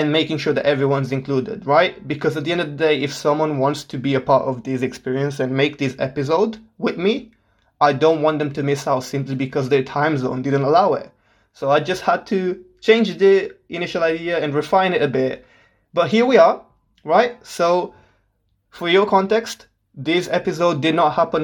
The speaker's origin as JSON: {"language": "English", "country": "Portugal", "tie": "born or raised there", "moved": "as an adult", "lives_now": "Solihull, United Kingdom", "said": "I was born and raised in Portugal my whole life."}